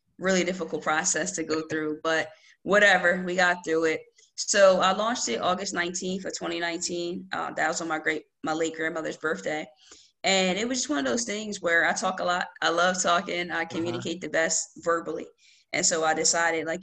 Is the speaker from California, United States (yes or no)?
no; Lawnside, New Jersey, United States; also born or lived in Sicklerville, New Jersey; I'm from Lawnside, New Jersey. And I currently don't live in Lawnside. I live close by in Sicklerville. But yeah, I'm from Lawnside. Always been in New Jersey.